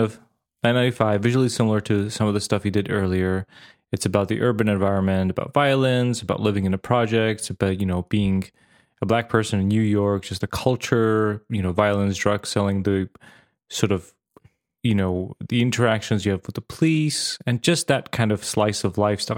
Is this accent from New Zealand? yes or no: no; Vojvodina, Serbia; moved away; I grew up in the Yugoslavia